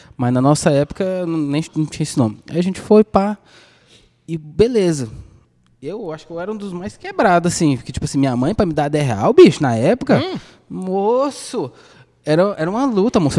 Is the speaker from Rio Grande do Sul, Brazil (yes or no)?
no; Goiânia, Goiás, Brazil; Com a gente que é goianiense